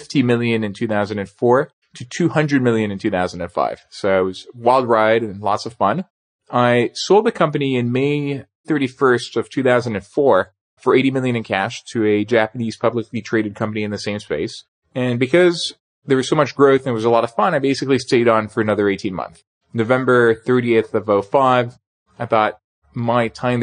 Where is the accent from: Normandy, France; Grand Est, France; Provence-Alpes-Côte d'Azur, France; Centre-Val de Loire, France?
Provence-Alpes-Côte d'Azur, France; Nice; moved away as an adult; also born or lived in Paris / New York; I was born in Paris. I grew up in Nice in the southern part of France and came to the US for college.